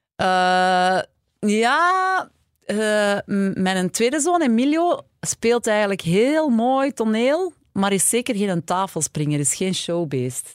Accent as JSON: {"language": "Dutch", "town": "Mortsel", "region": "Flanders", "country": "Belgium", "tie": "born or raised there", "lives_now": "Antwerp, Belgium", "said": "ik ben zelf afkomstig van Mortsel en ik ben wel altijd al vanaf de eerste kleuterklas in Antwerpen naar school gegaan"}